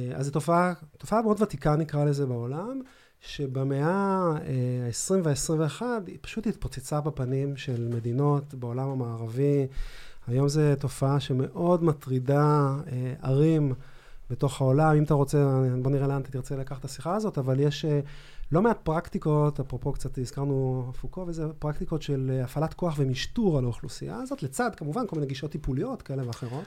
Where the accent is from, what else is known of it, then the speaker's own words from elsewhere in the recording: Ramat HaSharon, Tel Aviv District, Israel; אני גדלתי ברמת שרון